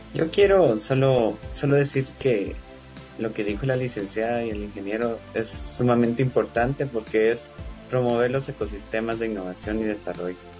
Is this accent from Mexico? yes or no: no; Guatemala; nosotros como guatemaltecos